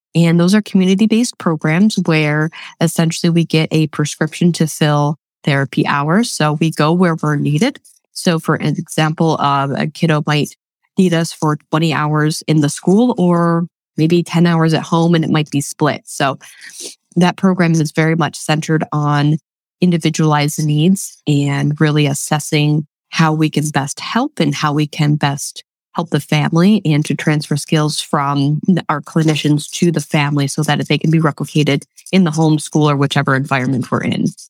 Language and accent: English; Webster, New York, United States; moved away as an adult; now in Lancaster, United States; Born and raised in Western New York